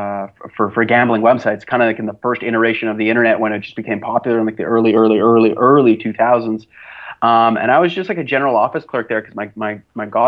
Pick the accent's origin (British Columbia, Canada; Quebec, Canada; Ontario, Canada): Quebec, Canada; Montreal; I'm actually from Montreal, Canada. I was born and raised here, lived all 29 years of my life here